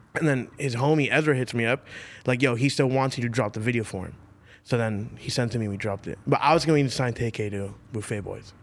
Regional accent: Florida, United States; I'm from Florida

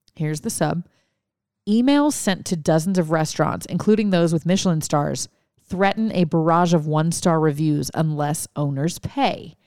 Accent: Louisiana, United States; we had Mardi Gras 'cause I grew up in Louisiana

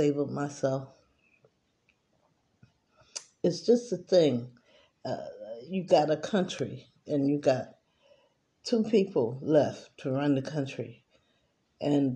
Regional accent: United States; I grew up in America

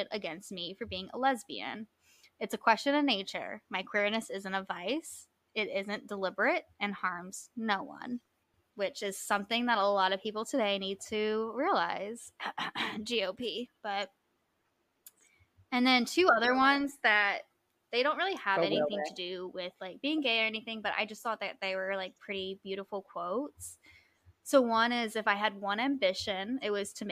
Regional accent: Hawaii, United States; I was born in Hawaii. My mom was raised in Hawaii. I have a Hawaiian name. I'm not indigenously Hawaiian

